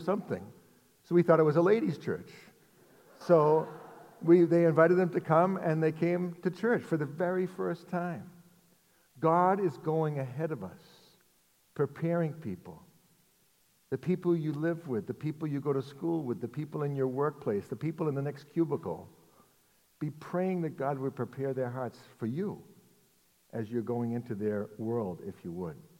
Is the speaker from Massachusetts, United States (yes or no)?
yes; Arlington, Massachusetts, United States; also born or lived in Lexington, Massachusetts; I grew up in Arlington, and I live now in Lexington, and I've never lived outside of Massachusetts